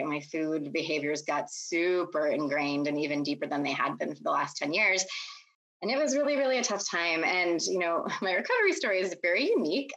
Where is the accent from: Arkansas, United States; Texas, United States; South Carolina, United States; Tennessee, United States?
Texas, United States; also born or lived in Pennsylvania; I moved against my will from Pennsylvania to Texas when I was 8 years old